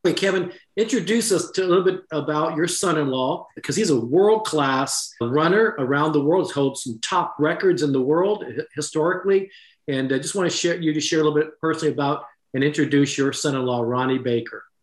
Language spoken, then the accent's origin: English; Japan; moved away; I was born in Japan. My mother was Japanese. I actually went to high school in Japan